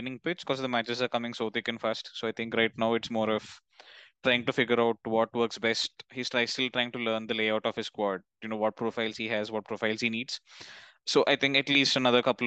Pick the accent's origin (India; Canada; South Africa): India; South India; now in Delhi, India; for my hometown, Diwali isn't that big a deal because we're down in the south